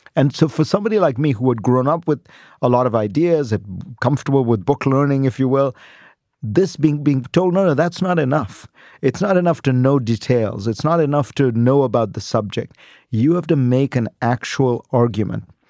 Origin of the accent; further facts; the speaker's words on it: India; moved away as an adult; now in United States; I grew up in India.